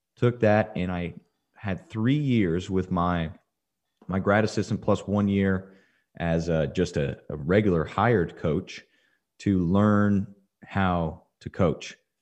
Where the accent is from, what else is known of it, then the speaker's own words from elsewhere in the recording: Dripping Springs, Texas, United States; my hometown, Dripping Springs